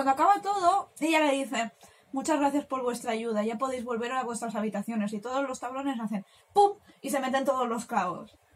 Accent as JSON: {"language": "Spanish", "country": "Spain", "said": "somos españolas"}